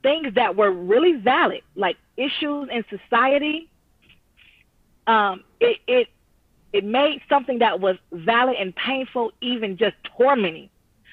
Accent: Detroit, Michigan, United States; now in Pontiac, United States; born and raised in Detroit, but living in Pontiac now

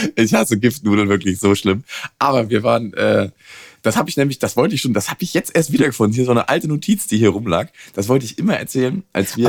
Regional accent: the East, eastern Germany, Germany; Ich komme aus dem Osten

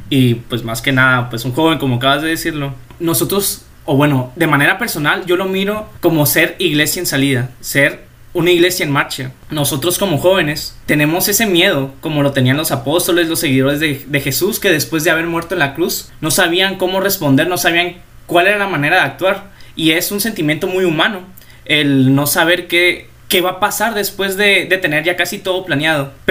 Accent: La Paz, Baja California Sur, Mexico; tengo 19 años de edad, eh, soy originario de La Paz, Baja California Sur.

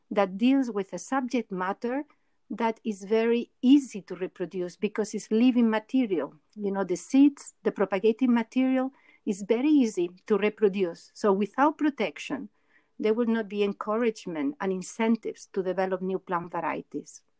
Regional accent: Barcelona, Catalonia, Spain; moved away as an adult; also born or lived in Montreal, Canada; now in Geneva, Switzerland; I was born in Barcelona, did my um, master's degree in the University of Montreal.

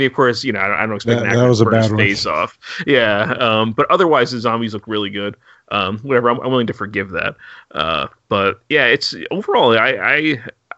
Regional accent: United States; as an American

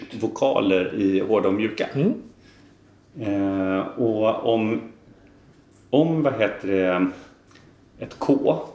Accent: Gothenburg, Västra Götaland, Sweden; accent: Gothenburg dialect; now in Bergslagen, Sweden; att jag pratar ju ganska göteborgsengelska. För det är ju liksom min ursprungsdialekt. Liksom, att jag pratar ganska mycket göteborgska.

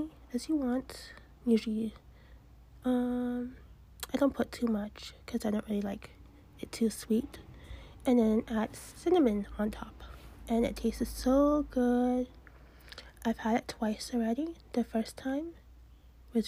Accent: Massachusetts, United States; I'm from Massachusetts

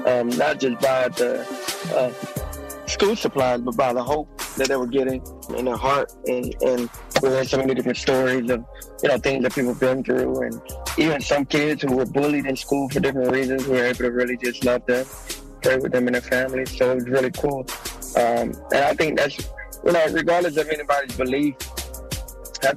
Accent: Macon, Georgia, United States; 478. Yeah, so that's an area that I kind of grew up in.

